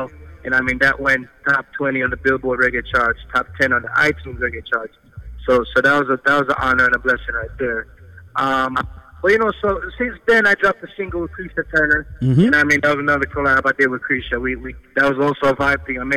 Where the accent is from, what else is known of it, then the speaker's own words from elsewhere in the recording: Jamaica; now in New York, United States; I'm from Jamaica, but I live in New York